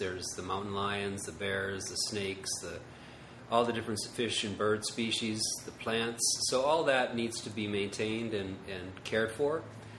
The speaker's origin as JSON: {"language": "English", "region": "Maine", "country": "United States", "tie": "born or raised there", "moved": "yes", "lives_now": "Los Angeles, United States", "said": "I grew up in Maine in a small town."}